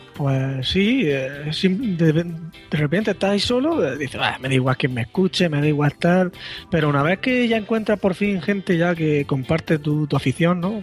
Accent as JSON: {"language": "Spanish", "town": "Murcia", "region": "Region of Murcia", "country": "Spain", "said": "soy de Murcia"}